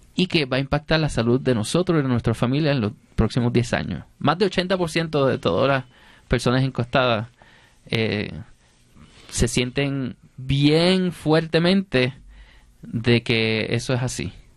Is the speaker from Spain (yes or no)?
no; Puerto Rico; Yo soy rapero y soy poeta puertorriqueño